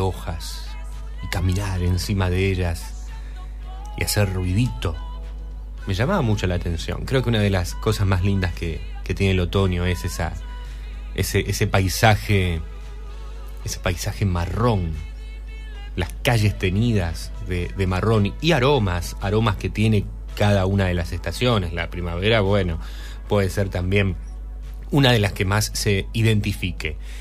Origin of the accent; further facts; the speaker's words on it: Rosario, Santa Fe, Argentina; soy rosarino